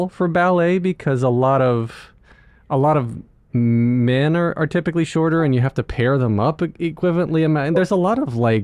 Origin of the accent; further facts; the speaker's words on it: North Carolina, United States; moved away; when I grew up in North Carolina, or where I learned, went to high school in North Carolina